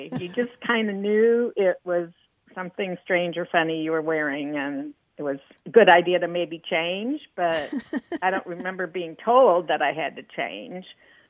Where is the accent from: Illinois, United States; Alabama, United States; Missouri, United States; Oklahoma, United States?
Illinois, United States; now in Grapevine, United States; Well, I grew up in the Midwest, mostly Illinois